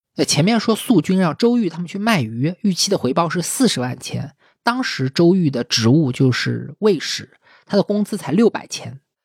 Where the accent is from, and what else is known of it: China